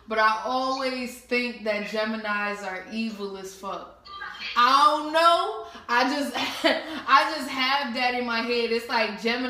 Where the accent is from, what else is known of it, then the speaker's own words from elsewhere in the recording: New Jersey, United States; now in Atlanta, United States; I'm from Jersey, but I live in Atlanta right now